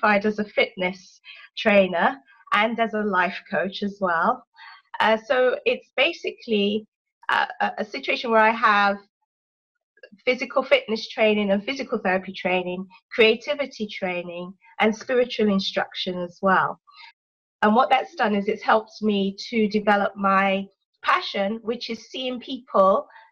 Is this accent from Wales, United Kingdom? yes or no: no; London, United Kingdom; accent: English; moved away as an adult; My parents are Nigerian. But I was born in London and brought up most of my life in London.